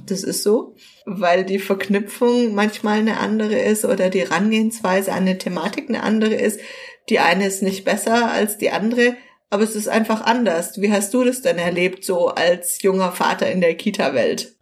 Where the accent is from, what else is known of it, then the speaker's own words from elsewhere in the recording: Southern Germany, Germany; hier bei uns in Süddeutschland